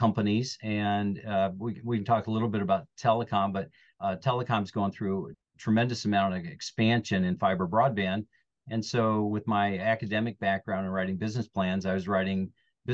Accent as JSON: {"language": "English", "region": "northern Indiana", "country": "United States", "tie": "born or raised there", "said": "I am a born Hoosier, so I'm from Indiana. I'm originally from northern India, up by Chicago, about 45 minutes south of South Bend or Notre Dame"}